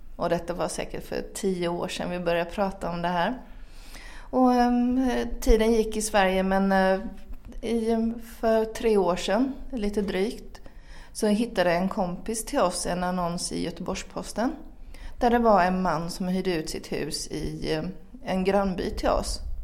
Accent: Finland; also born or lived in Sweden; now in France; jag är född i Finland

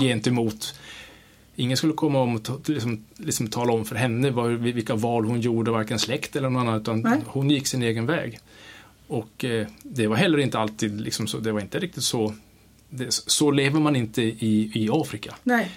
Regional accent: Kiruna, Norrbotten County, Sweden; moved away; jag är född i Sverige, jag, jag är uppvuxen i, i, liksom i Norrland, största delen av mig i Kiruna

